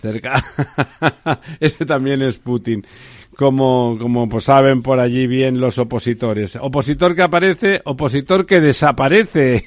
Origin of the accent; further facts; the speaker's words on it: Catalonia, Spain; now in Madrid, Spain; soy catalán también, aquí he emigrado